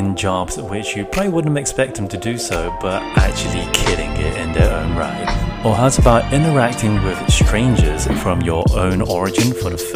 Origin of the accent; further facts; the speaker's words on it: United Kingdom; a first generation British born Chinese millennial